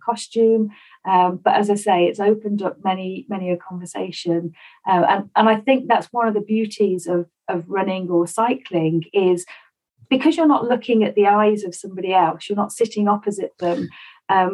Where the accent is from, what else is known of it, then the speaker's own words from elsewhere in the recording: Stafford, West Midlands, United Kingdom; I grew up in Stafford, one of four children